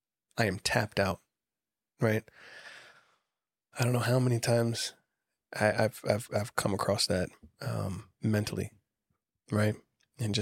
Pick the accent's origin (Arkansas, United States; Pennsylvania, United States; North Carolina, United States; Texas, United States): North Carolina, United States; Camp Lejeune; I grew up on the Marine Corps base out in Camp Lejeune.